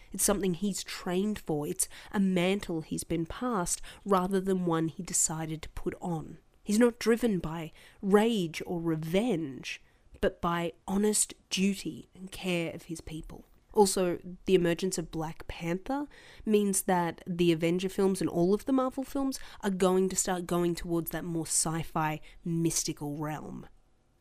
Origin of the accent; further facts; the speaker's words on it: Australia; as an Australian